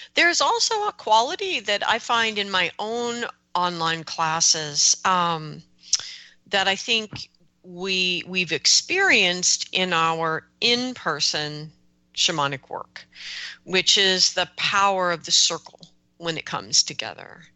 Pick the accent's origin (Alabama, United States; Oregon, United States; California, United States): Oregon, United States; they're oregonians like me